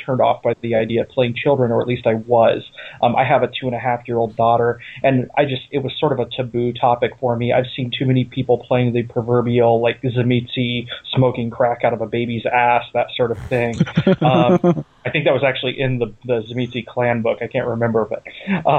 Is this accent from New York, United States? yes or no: no; Ohio, United States; also born or lived in California; now in Pennsylvania, United States; I'm not originally from Pennsylvania. I come from Ohio. I mostly lived in California. I just recently moved here with my wife